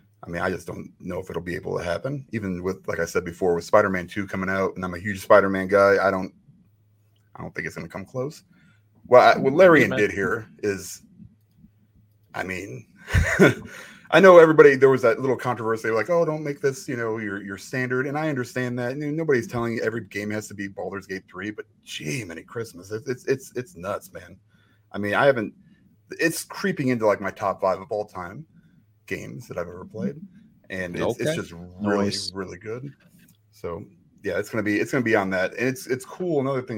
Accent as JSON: {"language": "English", "town": "Chicago", "region": "Illinois", "country": "United States", "said": "I'm also from Chicago."}